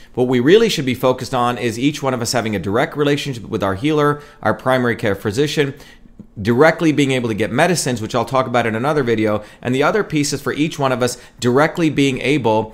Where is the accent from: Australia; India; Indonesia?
India; now in United States; I was brought up on it as a kid growing up in India